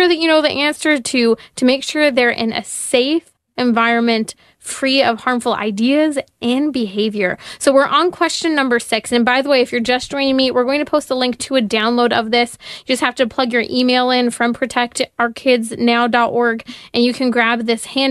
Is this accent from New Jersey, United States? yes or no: no; California, United States; my home state of California.